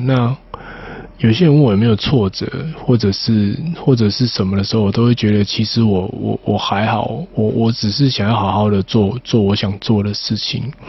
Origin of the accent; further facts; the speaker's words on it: Tainan, Taiwan; 我台南人，出生在台南一个蛮乡下的地方